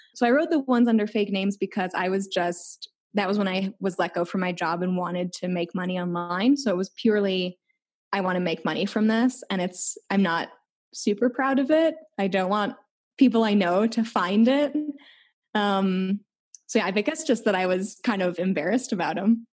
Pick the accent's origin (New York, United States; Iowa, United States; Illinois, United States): Illinois, United States; Chicago; moved away; I'm from Chicago